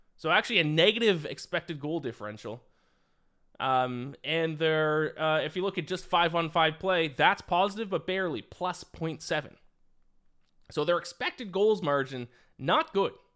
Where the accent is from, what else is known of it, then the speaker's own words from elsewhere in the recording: Canada; as a Canadian myself